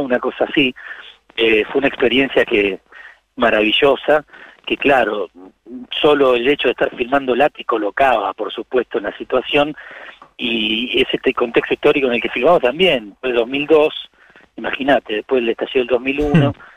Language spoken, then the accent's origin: Spanish; Buenos Aires, Argentina; nací en el Bajo Belgrano